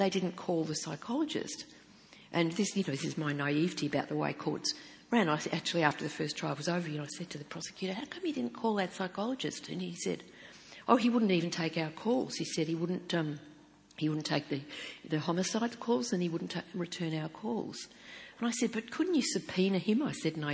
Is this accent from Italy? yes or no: no; Geelong, Victoria, Australia; I was born and raised in Geelong